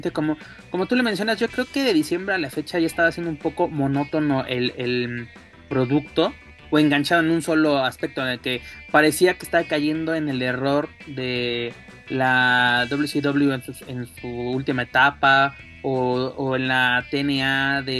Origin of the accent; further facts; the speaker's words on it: Mexico; De que este, pues somos los mexicanos y pues qué onda, ¿no?